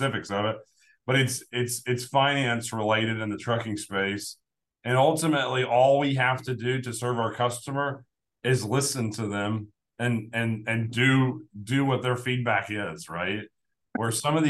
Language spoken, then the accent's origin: English; Evansville, Indiana, United States; I'm from Evansville, Indiana